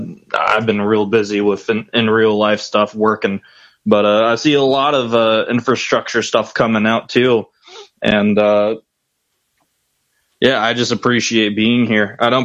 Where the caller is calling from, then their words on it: North Carolina, United States; North Carolina.